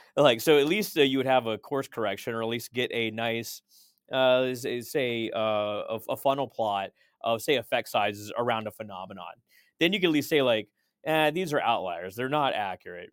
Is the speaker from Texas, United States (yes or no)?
yes; Texas, United States; I grew up in Texas